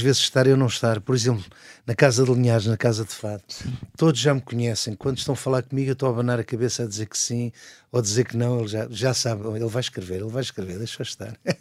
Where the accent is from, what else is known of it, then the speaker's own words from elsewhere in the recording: Barreiro, Setúbal, Portugal; morava no Barreiro, não é? Passei a minha vida toda no Barreiro